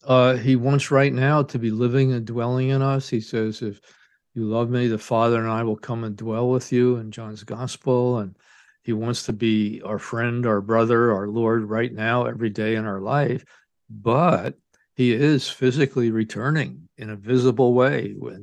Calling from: Ann Arbor, Michigan, United States; I'm speaking here from Ann Arbor, Michigan, and I teach at Sacred Heart Seminary in the Archdiocese of Detroit.

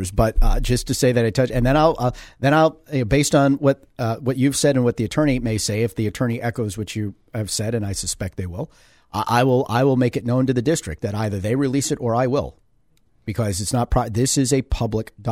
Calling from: Connecticut, United States; Yeah, sorry, we're calling from Connecticut.

